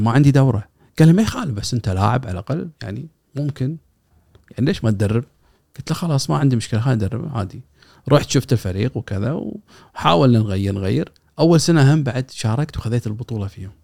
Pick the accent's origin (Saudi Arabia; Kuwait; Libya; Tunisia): Kuwait; عندنا بالكويت